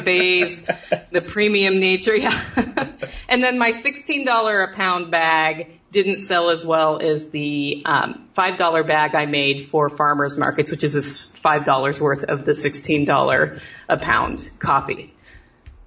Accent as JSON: {"language": "English", "region": "Oregon", "country": "United States", "moved": "yes", "lives_now": "Southern United States", "said": "I'm in the South, and I'm from Oregon"}